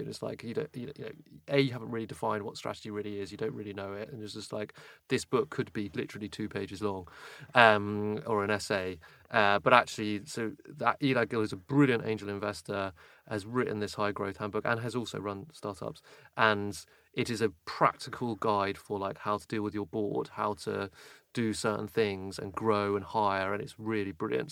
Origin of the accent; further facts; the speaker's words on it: United Kingdom; for me as British